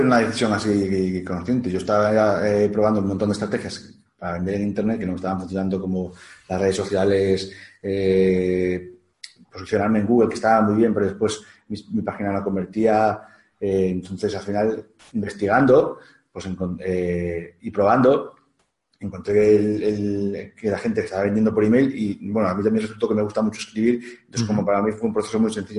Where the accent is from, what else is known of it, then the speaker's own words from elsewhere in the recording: León, Castile and León, Spain; also born or lived in Portugal; soy de León